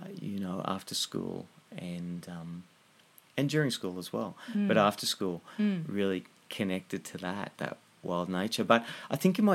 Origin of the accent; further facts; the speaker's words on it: Blue Mountains, New South Wales, Australia; growing up in the Blue Mountains, which I moved to when I was 9